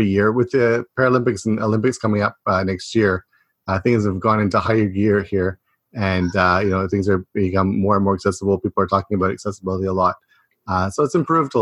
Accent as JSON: {"language": "English", "area": "a small town about an hour from Toronto", "region": "Ontario", "country": "Canada", "moved": "as an adult", "lives_now": "Japan", "said": "I'm from a small town about an hour away from Toronto, but in Canada, we let that pass as Toronto"}